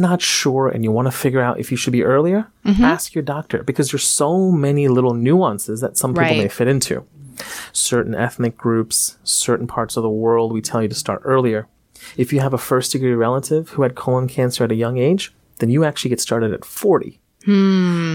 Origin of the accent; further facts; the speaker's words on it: India; I'm from India. Everything we eat has turmeric in it.